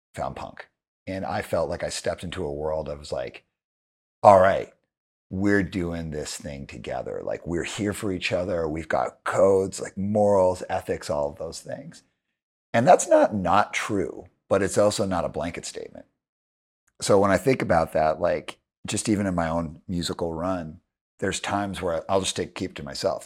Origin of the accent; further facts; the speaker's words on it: Calgary, Alberta, Canada; also born or lived in Montreal; I grew up in Calgary